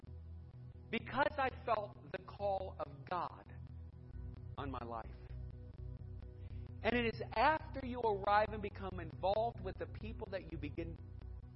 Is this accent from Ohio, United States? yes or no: yes; Edinburg, Ohio, United States; also born or lived in Cuyahoga Falls, Ohio; I grew up in Edinburgh. We went to Boardman Niles area. We never went past Chapel Hill Mall